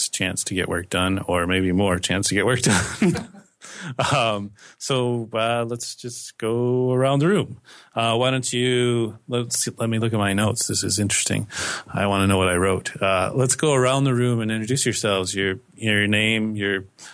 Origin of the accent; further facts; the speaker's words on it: United States; moved away; since I am American